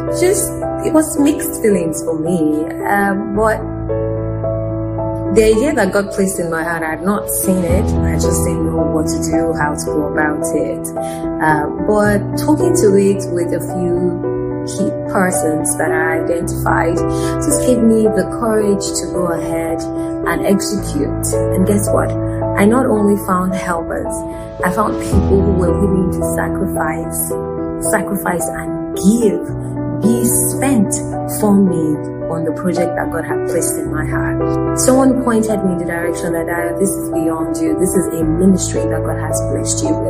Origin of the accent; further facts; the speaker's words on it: Nigeria; I was the only one nominated as a Nigerian in the category